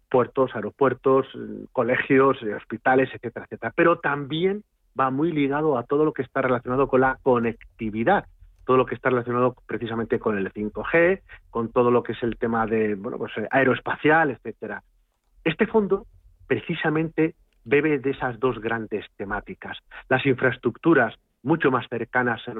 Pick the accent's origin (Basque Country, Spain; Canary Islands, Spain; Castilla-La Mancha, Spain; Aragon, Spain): Castilla-La Mancha, Spain; y no soy gallego, he dicho que soy castellano manchego